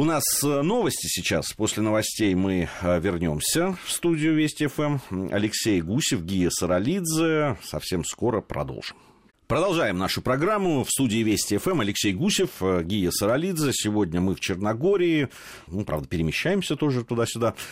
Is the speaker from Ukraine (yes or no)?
no; Moscow, Russia; Такие москвичи, как я и ты